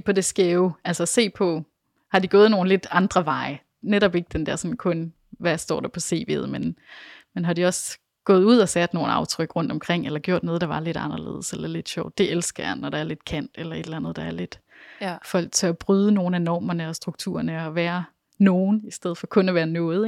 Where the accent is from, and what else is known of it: Denmark